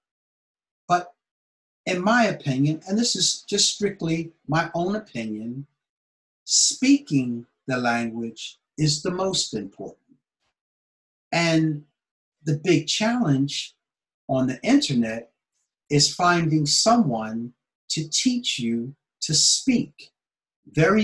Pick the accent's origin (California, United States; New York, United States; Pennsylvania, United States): Pennsylvania, United States; Philadelphia; moved away as an adult; now in Japan; I was born in Philadelphia, Pennsylvania, in America